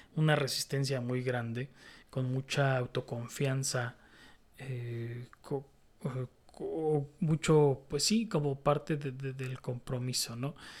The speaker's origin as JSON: {"language": "Spanish", "country": "Mexico", "said": "yo soy muy mexicano, muy mexicanote"}